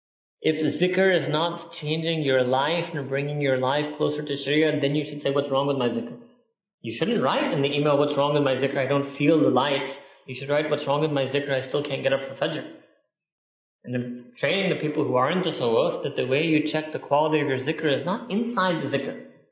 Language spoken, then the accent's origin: English; United Kingdom; We're British, so we're so happy that we're done with it.